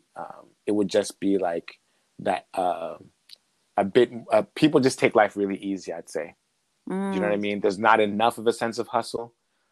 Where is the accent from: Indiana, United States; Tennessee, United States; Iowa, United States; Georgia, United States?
Iowa, United States; Iowa City; also born or lived in Zambia / Sweden / Ontario, Canada; now in Canada; I grew up in the Midwest. I spent my formative years in Iowa City, to be precise.